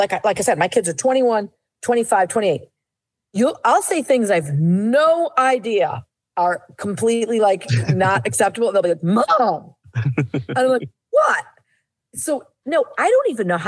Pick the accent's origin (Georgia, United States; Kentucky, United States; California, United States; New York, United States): New York, United States; Syracuse; I'm from Syracuse